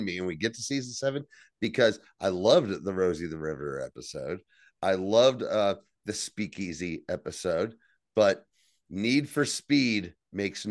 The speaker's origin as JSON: {"language": "English", "region": "New Jersey", "country": "United States", "said": "I'm from New Jersey"}